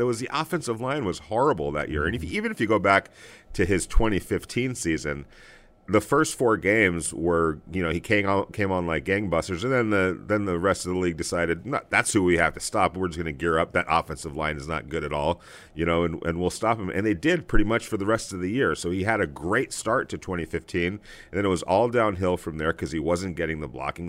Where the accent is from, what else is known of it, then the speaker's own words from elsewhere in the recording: Los Angeles, California, United States; us growing up in Los Angeles